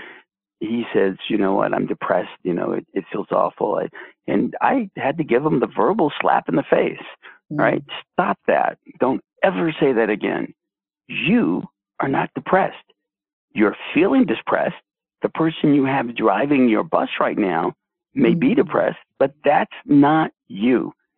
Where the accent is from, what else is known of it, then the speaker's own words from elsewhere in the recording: Washington, District of Columbia, United States; I grew up in D.C., actually. I'm a projects kid. I grew up in the projects of D.C.